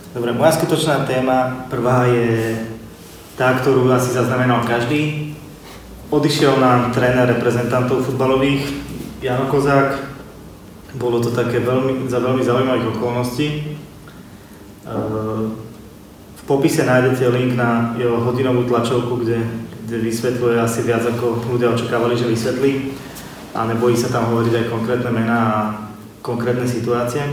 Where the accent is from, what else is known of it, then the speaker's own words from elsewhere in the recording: Sereď, Trnava Region, Slovakia; u nás doma v Seredy, v komunitnom centre Priestor